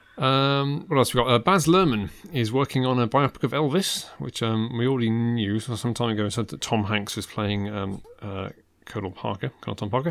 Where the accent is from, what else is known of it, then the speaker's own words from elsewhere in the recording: United Kingdom; I was born here